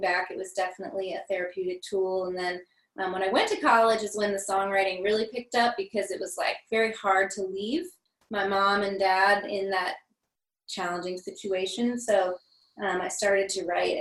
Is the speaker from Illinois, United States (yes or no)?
no; Cape Girardeau, Missouri, United States; I grew up in Cape Girardeau